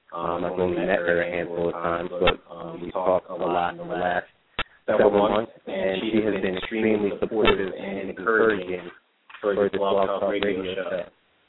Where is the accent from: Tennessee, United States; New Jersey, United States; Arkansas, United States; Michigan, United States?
New Jersey, United States; South Brunswick; I grew up with in South Brunswick. We went to middle school and high school together.